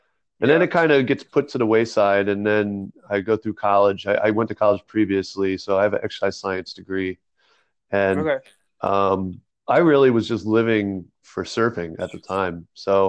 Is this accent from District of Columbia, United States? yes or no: no; New Jersey, United States; Originally from New Jersey. I did have a decent amount of moving around during my childhood, especially like middle school age.